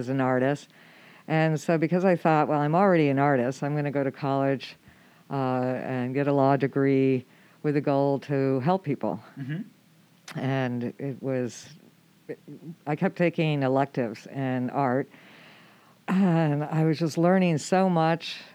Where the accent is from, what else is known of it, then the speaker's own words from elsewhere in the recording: Adirondack Mountains, upstate New York, United States; moved away as an adult; now in Camano Island, United States; I grew up in upstate New York in the Adirondack Mountains